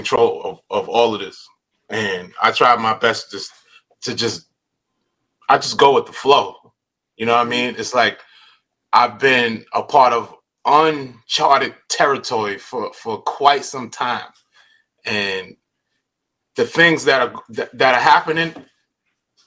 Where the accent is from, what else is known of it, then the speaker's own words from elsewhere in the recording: New York City, New York, United States; moved away as an adult; now in California, United States; I grew up in Coney Island